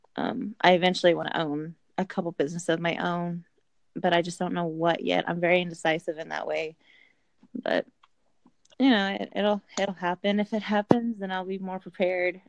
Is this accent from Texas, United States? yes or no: no; Indiana, United States; I'm from Indiana